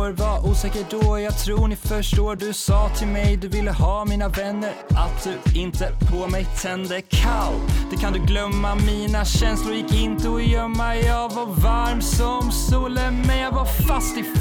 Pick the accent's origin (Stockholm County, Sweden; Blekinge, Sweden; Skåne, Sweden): Skåne, Sweden; Helsingborg; Jag är från Helsingborg, men jag skiter i fotboll.